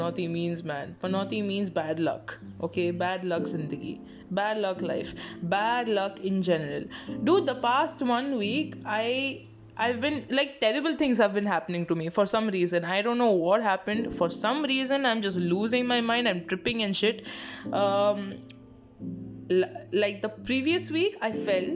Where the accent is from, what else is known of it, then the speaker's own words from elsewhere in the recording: Bangalore, Karnataka, India; I'm from Bangalore